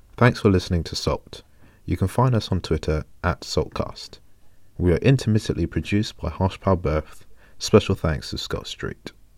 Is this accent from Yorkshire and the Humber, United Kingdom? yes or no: no; London, United Kingdom; as a Londoner